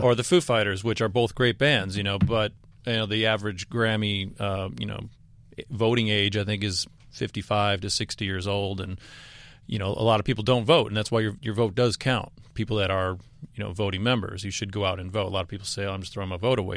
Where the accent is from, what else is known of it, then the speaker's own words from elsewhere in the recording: the South, United States; we're four dirtbags from the South